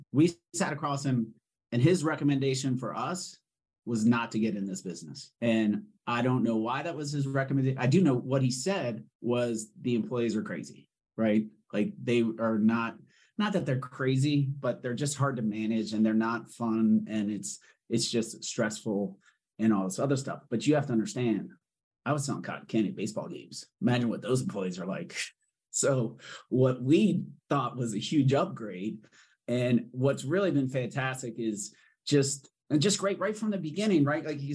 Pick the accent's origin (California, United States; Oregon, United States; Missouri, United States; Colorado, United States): Colorado, United States; Denver; we're right from here